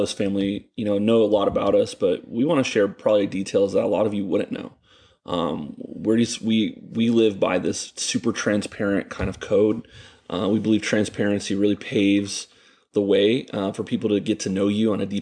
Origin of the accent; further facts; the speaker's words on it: Ocala, Florida, United States; also born or lived in Gainesville, Florida; I was born in Gainesville, and my parents lived here in Ocala, and so I grew up here in Ocala